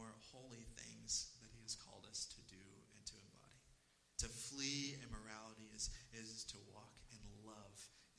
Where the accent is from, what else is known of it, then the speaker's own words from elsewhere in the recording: East Texas, United States; I am from, initially, I grew up, born and raised in East Texas